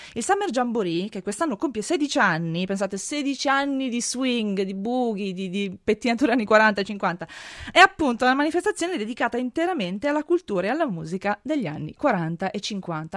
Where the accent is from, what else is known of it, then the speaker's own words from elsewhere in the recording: Friuli-Venezia Giulia, Italy; Io sono Friulana